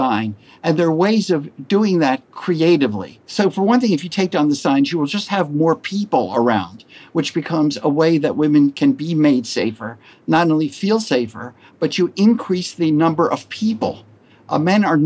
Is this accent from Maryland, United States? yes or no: yes; Maryland, United States; I grew up in Maryland, which is a quasi-Southern space